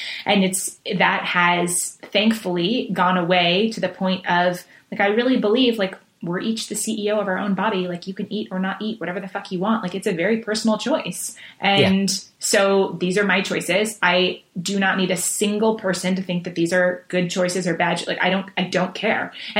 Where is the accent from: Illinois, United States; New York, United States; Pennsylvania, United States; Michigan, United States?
New York, United States; Manhattan; You know, we traveled a lot, moved a lot. So I mean, and I grew up in Manhattan and in big cities.